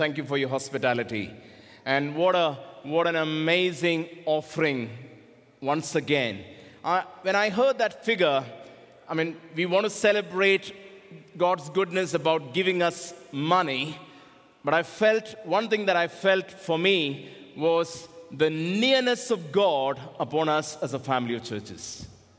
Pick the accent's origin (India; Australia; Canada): India; I am from India